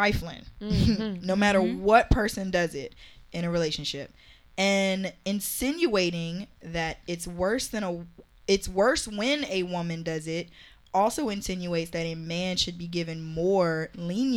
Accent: Virginia, United States; I'm from Virginia

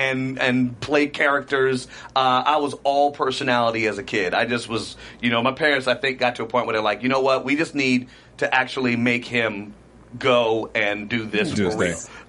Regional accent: Trinidad & Tobago; I'm telling you, I'm not Dominican. No disrespect to the Dominican people. Y'all are great. I've been to the Dominican Republic. I love it. But I'm from Trinid

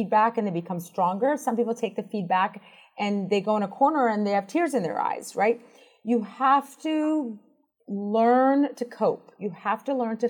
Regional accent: Boston, Massachusetts, United States; moved away as an adult; also born or lived in Washington, District of Columbia, United States; I grew up in Boston

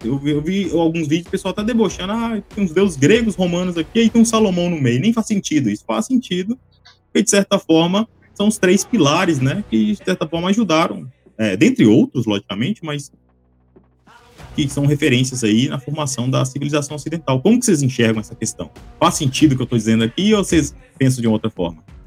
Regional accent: Minas Gerais, Brazil; Eu sou mineiro

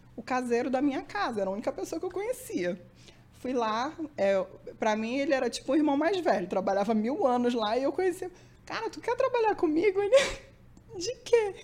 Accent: Manaus, Amazonas, Brazil; Eu nasci em Manaus

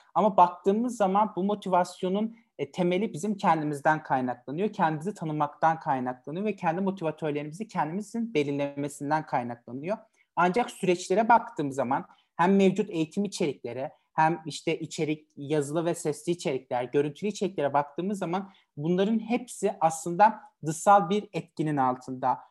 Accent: Elazığ Province, Turkey; 8 Mayıs 1998 tarihinde Elazığ'da doğdum

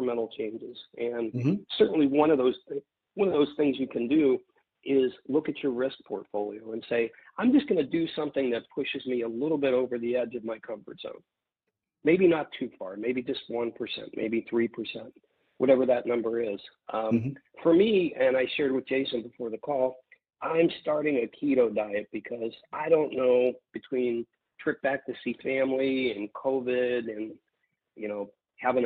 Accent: Midwest, United States; I grew up in the Midwest

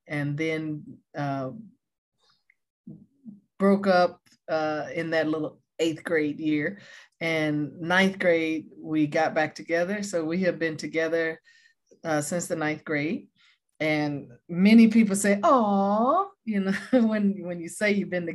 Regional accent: Taylor, Texas, United States; moved away as an adult; also born or lived in Oklahoma; now in California, United States; We were born and raised in Taylor, Texas

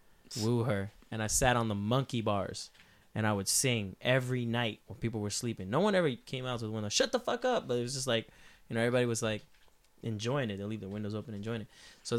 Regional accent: El Negro, Puerto Rico; I grew up in El Negro, Puerto Rico. Like, it's, like, not even police show up there.

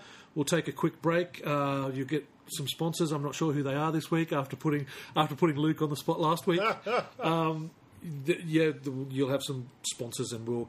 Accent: Queanbeyan, New South Wales, Australia; No, look, I'm from Queanbeyan.

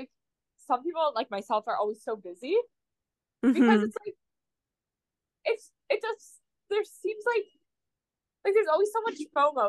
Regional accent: southwestern Ontario, Canada; accent: southwestern Ontario; from Ontario for, like, life.

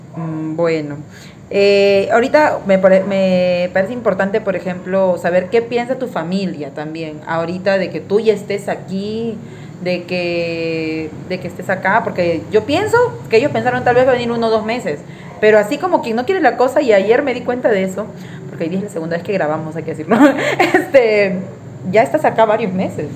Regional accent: Lima, Peru; moved away as an adult; yo soy limeña y estado todo el tiempo en Lima

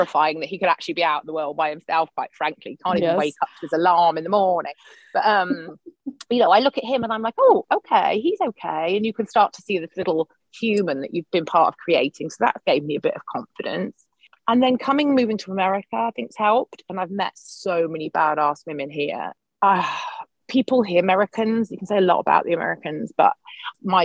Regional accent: United Kingdom; moved away as an adult; also born or lived in Brighton; now in Portland, United States; I'm British, obviously, but I live in Portland in Oregon, and we moved here 7 years ago for my husband's job.

